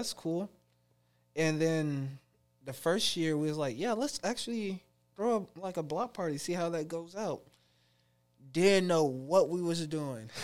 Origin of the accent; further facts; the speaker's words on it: Oakland, United States; when I grew up there